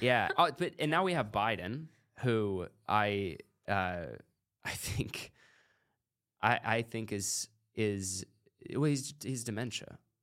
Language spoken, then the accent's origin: English; United States; also born or lived in Oregon; I'm American